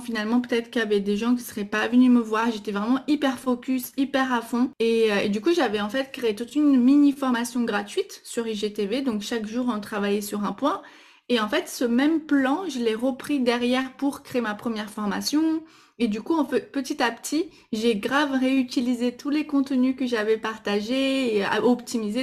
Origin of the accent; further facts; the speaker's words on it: Brazil; French is a second language; now in France; je suis brésilienne, donc euh, vous allez sûrement entendre un petit accent